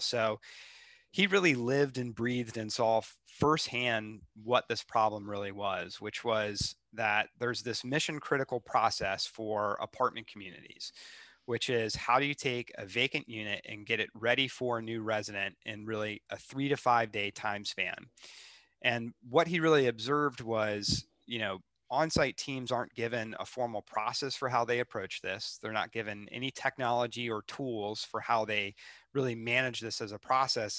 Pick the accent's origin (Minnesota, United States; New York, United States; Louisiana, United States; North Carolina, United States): North Carolina, United States; Charlotte; moved away as an adult; also born or lived in Seattle; I grew up in Charlotte, uh, which I know is kind of a rare thing uh, for Charlotte.